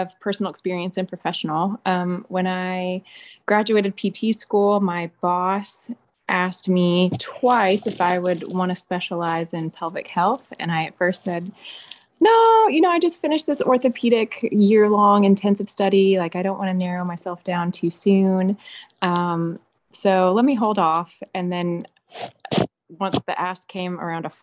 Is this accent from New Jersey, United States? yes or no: no; Memphis, Tennessee, United States; now in Chattanooga, United States; I grew up in Memphis, which is very urban, and now living in Chattanooga